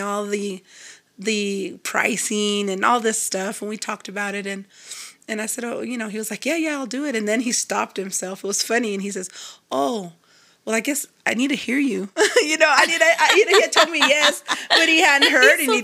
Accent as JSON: {"language": "English", "town": "Lubbock", "region": "Texas", "country": "United States", "said": "I'm from Texas. I'm a Tejana."}